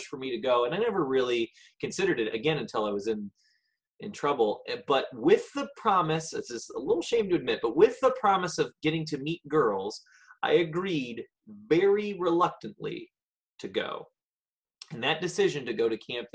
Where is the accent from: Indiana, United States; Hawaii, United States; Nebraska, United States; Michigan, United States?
Indiana, United States; Greenwood; I was born and raised in Greenwood, Indiana, just south of Indianapolis.